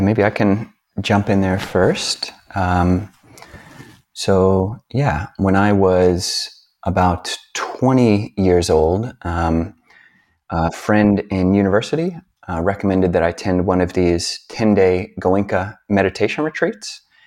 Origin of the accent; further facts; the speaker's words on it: United States; being a American hippie-ish, uh, type